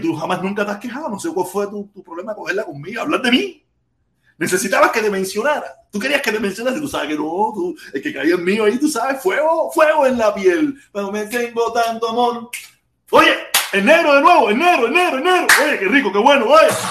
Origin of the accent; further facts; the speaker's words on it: Havana, Cuba; now in United States; Yo soy de La Habana, soy del Vedado.